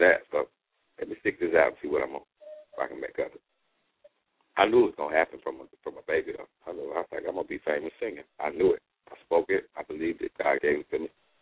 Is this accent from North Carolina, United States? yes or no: yes; Charlotte, North Carolina, United States; moved away as an adult; I came from Charlotte